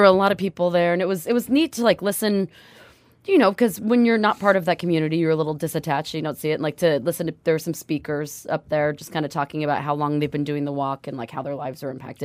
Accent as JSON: {"language": "English", "town": "Bremerton", "region": "Washington", "country": "United States", "moved": "yes", "said": "I myself am a proud Bremelo, which means I hail from Bremerton, Washington"}